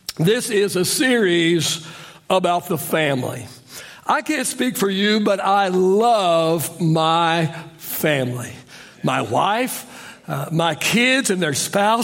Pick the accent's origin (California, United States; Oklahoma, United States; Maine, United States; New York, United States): Oklahoma, United States; I grew up in Oklahoma, so we called the evening meal supper